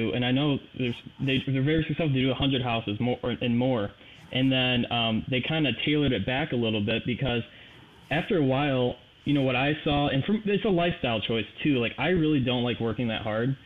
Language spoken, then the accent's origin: English; Michigan, United States; I'm from Michigan